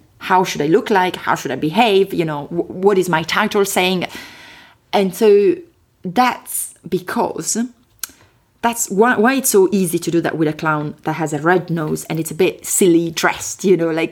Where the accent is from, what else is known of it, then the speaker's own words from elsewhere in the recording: Chieti, Abruzzo, Italy; accent: Italian; English is a second language; moved away as an adult; now in London, United Kingdom; My accent is from Italy, which is a fantastic country, as you know, in the middle of Europe, southern Europe. I come from a place which is called Chieti